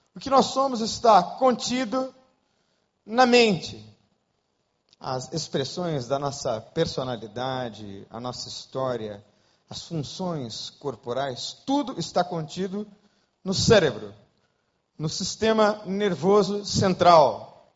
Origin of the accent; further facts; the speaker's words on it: Brazil; also born or lived in Rio de Janeiro; nós brasileiros